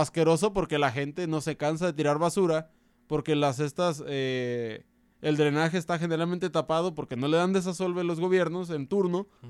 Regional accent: Mexico

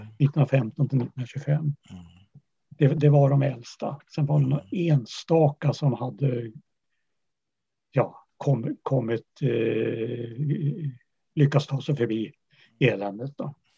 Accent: Uppsala, Uppsala County, Sweden; also born or lived in Kattakurgan, Uzbekistan; jag växte upp i Uppsala.

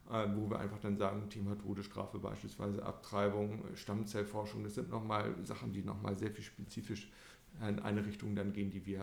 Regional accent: Paderborn, North Rhine-Westphalia, Germany; wir sind jetzt hier in Frankfurt, wir kommen ja selber aus Paderborn.

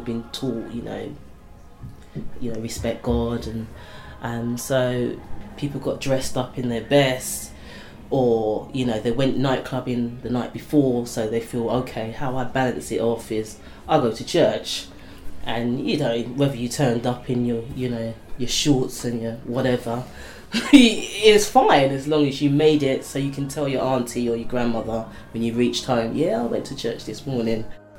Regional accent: London, United Kingdom; Growing up in East London, it was a nice place, very family orientated

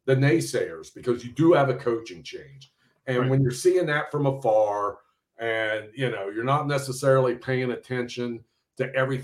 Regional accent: Cincinnati, Ohio, United States; I grew up on the East Side, but I tell people I was so far East, it was like the West Side

